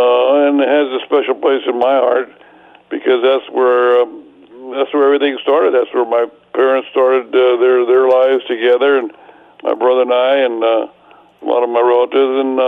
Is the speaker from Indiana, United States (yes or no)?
no; Sanger, California, United States; and friends from my hometown of Sanger and Fresno.